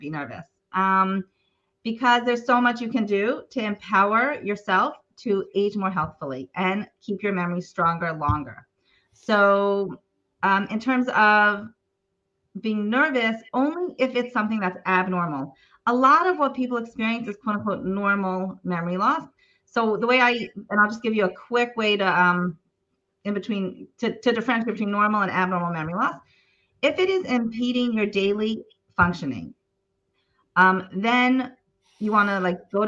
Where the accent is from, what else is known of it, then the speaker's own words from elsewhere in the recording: Baltimore, Maryland, United States; moved away as an adult; now in Israel; in the nursing homes in Baltimore, where I'm from Baltimore